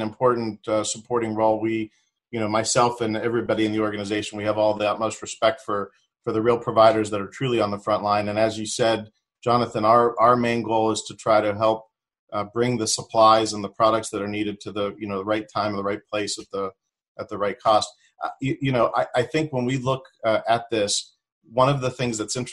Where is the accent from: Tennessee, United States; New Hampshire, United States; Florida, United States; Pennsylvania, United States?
Pennsylvania, United States; Pittsburgh; moved away as an adult; I'm originally from the Pittsburgh area